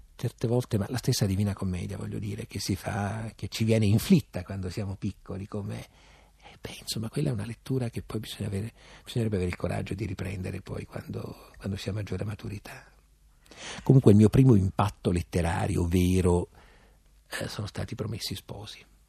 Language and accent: Italian; Abruzzo, Italy; moved away as an adult; now in Rome, Italy; Io sono abruzzese come Sidone